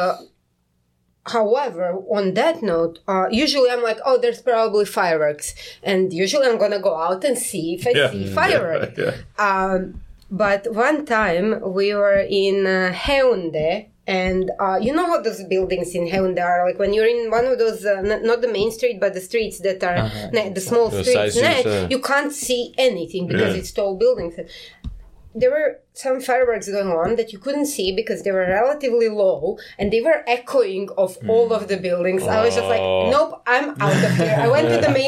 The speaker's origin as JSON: {"language": "English", "town": "Karlovac", "region": "Karlovac County", "country": "Croatia", "tie": "born or raised there", "moved": "as an adult", "lives_now": "South Korea", "said": "some hour out of Karlovac, my hometown"}